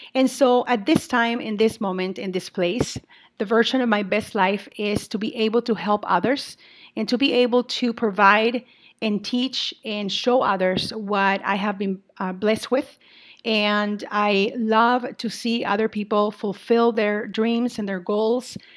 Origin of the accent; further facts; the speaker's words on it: Mexico; also born or lived in Saint Paul, Minnesota, United States; now in Minnesota, United States; I am originally from Mexico, and I now continue to live in Minnesota